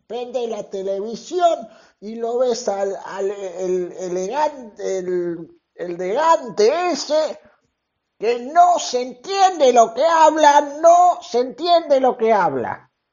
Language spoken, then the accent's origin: Spanish; Venezuela; moved away as an adult; now in Buenos Aires, Argentina; soy de Venezuela, pero vivo hace cinco años en Buenos Aires y voto aquí